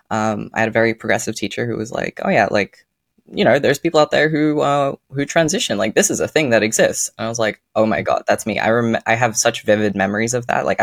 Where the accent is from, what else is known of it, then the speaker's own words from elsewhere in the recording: Netherlands; moved away; also born or lived in Australia; For context, I was born in Australia and I moved to the Netherlands when I was eight.